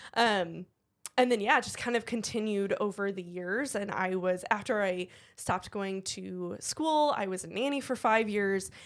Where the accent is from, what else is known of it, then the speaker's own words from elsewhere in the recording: Cleveland, Ohio, United States; moved away; I was born and raised in Cleveland, same with my husband